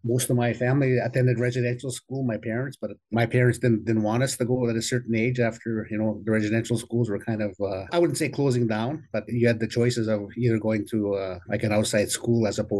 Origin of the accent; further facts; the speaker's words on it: Saskatchewan, Canada; I'm actually from the Musqueam First Nation, which is probably about 40 minutes northeast of Regina.